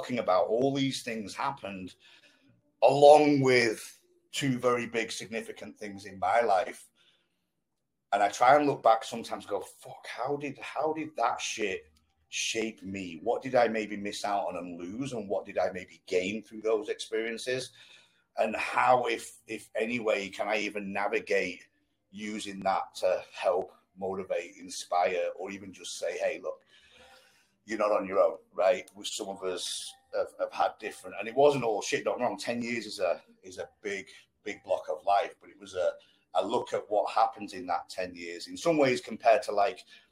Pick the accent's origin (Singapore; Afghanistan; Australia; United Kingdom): United Kingdom; Blackpool, North West England; I grew up in Blackpool